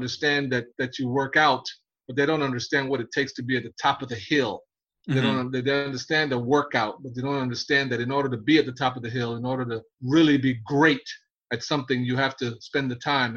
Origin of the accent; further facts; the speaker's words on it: New York City, New York, United States; also born or lived in Panama; I grew up in Brooklyn, New York City